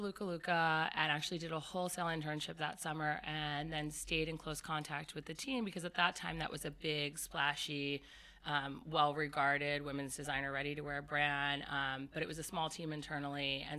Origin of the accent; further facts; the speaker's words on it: Cherry Hill, New Jersey, United States; I grew up in Cherry Hill, New Jersey. I went to all-girls Catholic prep school on the main line outside of Philadelphia.